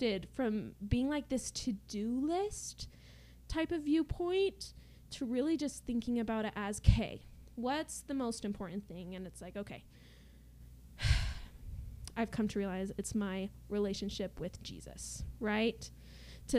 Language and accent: English; Utah, United States; I'm from Utah.